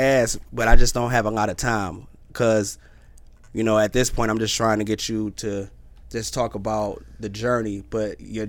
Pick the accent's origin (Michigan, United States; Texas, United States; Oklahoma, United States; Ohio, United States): Michigan, United States; Detroit; now in Phoenix, United States; Because I'm not from here. I'm from Detroit.